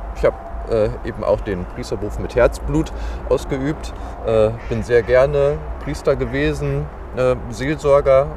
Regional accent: Dortmund, North Rhine-Westphalia, Germany; moved away as an adult; now in Gladbeck, Germany; ich bin äh, 41 Jahre alt, gebürtiger Dortmunder

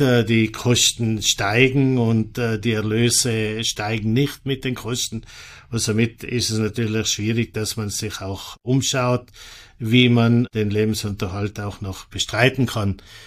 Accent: Mals, Trentino-Alto Adige, Italy; Ich bin auf einem Bauernhof in Molz aufgewachsen. Molz äh, ist im oberen Finchgau auf 1000 Meter Meereshöhe.

